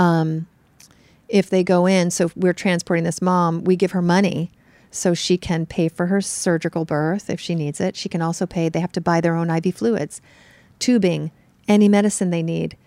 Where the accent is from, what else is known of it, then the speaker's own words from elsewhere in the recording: New York City, New York, United States; I'm from New York, so I'm used to, like, urban New York City crowded